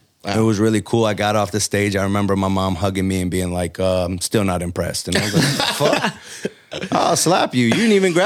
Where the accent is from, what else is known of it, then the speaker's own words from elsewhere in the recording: United States; I'm American. I was born here.